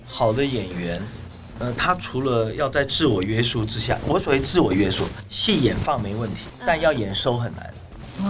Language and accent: Chinese; Taiwan; 我们是台湾人